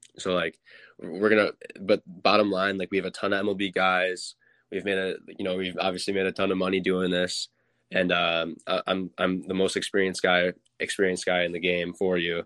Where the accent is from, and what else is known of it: Mundelein, Illinois, United States; born or raised there